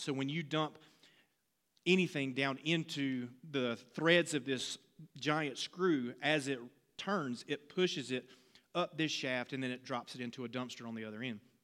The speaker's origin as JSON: {"language": "English", "town": "Laurinburg", "region": "North Carolina", "country": "United States", "tie": "born or raised there", "said": "working at a glass plant in my hometown of Laurinburg, North Carolina"}